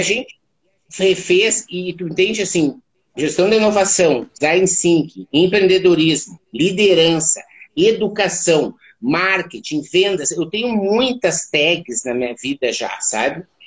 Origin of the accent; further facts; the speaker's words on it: Santa Maria, Rio Grande do Sul, Brazil; Eu sou natural de Santa Maria, no Rio Grande do Sul.